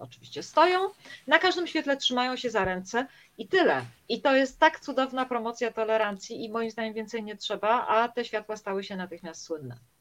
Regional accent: a small town near Warsaw, Masovian Voivodeship, Poland; moved away as an adult; wracam do mojego rodzinnego miasteczka pod Warszawą

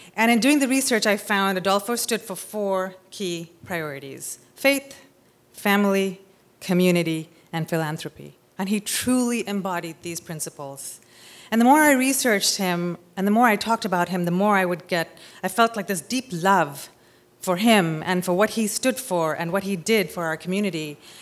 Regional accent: Mumbai, Maharashtra, India; moved away as an adult; also born or lived in California; I'm from Bombay, India

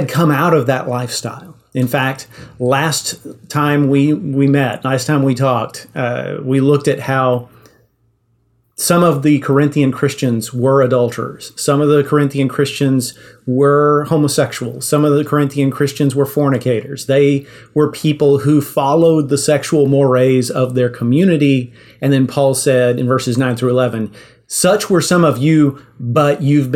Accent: Yoakum, Texas, United States; I grew up in Yoakum

